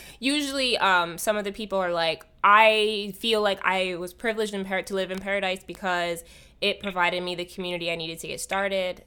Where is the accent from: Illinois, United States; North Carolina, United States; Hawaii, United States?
Hawaii, United States; born or raised there; now in Los Angeles, United States